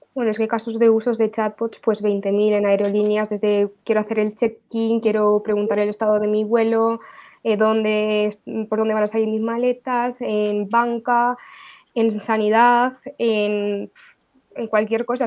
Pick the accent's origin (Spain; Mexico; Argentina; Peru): Spain; la identidad que tenemos nosotros en España como españoles